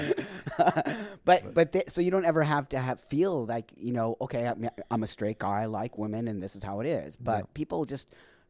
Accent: Los Angeles, California, United States; I grew up in the San Fernando Valley. I was a Valley girl.

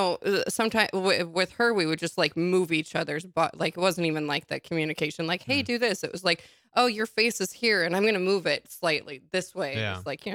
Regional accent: Nebraska, United States; moved away; also born or lived in Portland; I grew up in Nebraska.

